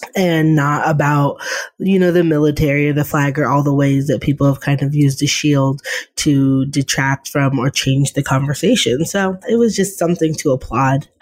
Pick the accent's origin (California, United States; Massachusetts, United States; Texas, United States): Massachusetts, United States; Boston; I really grew up in the heyday of Boston sports